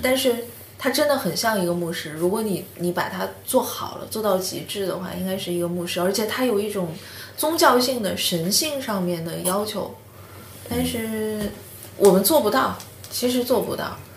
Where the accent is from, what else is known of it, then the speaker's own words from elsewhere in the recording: Shenyang, Liaoning, China; moved away; 我是沈阳人